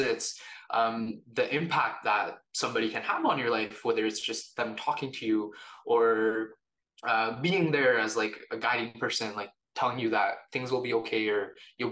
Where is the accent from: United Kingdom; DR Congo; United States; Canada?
Canada; also born or lived in India / Calgary, Canada; now in Toronto, Canada; I was born in India, but my family and I moved to Canada when I was about 2 years old.